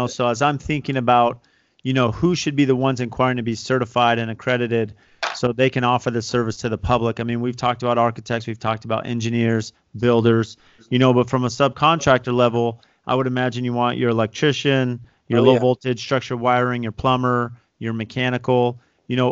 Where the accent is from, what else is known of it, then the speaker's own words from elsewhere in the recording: San Diego, California, United States; now in Arizona, United States; I grew up in San Diego